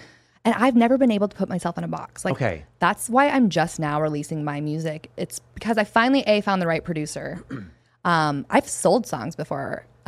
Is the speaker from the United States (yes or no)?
yes; Flathead Valley, Montana, United States; now in Arizona, United States; Where I'm from the Flathead Valley, Kalispell, Big Fork, Whitefish, Polson. And, I mean, I think we were rated fourth cloudiest area in the United States.